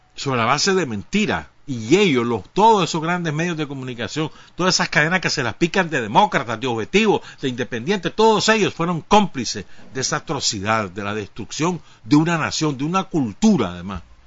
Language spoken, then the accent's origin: Spanish; Nicaragua